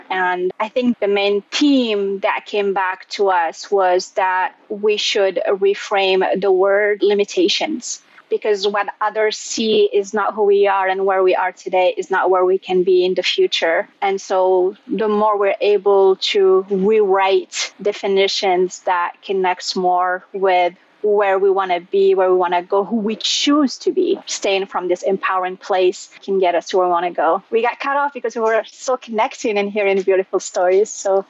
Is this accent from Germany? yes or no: no; Morocco; I'm from Morocco.